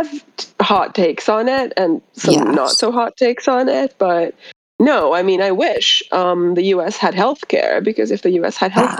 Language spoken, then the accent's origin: English; Finland; from Finland.